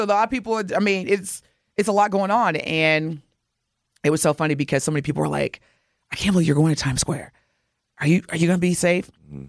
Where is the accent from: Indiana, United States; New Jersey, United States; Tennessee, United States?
Indiana, United States; Southern; now in Milwaukee, United States; Growing up in Southern Indiana too